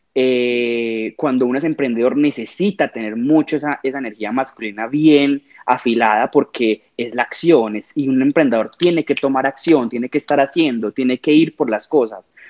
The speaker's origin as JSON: {"language": "Spanish", "town": "Medellín", "region": "Antioquia", "country": "Colombia", "said": "vivo en Medellín, soy de Medellín"}